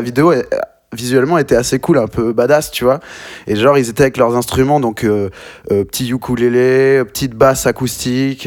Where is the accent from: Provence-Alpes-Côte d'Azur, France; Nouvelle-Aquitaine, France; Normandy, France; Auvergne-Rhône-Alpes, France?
Nouvelle-Aquitaine, France; Bordeaux; moved away as an adult; also born or lived in Bayonne; now in Paris, France; je viens de Bordeaux. J'ai passé beaucoup de temps là-bas